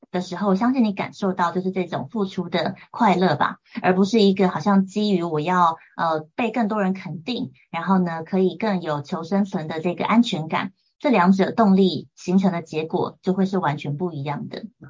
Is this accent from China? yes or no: no; Taiwan; 我从小就是在眷村家庭长大，所以我跟家人的，呃，行事风格啊、性格等等都有很大的落差